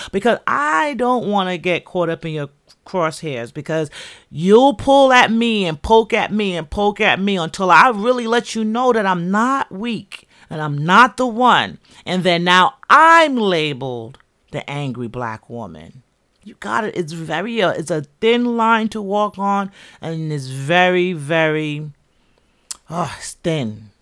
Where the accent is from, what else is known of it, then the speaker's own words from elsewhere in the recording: New York City, New York, United States; also born or lived in Jamaica; I'm from the Bronx.